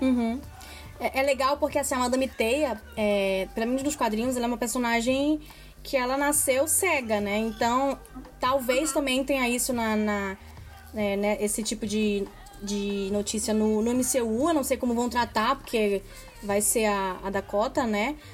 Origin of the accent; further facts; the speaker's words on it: Brazil; a gente é brasileira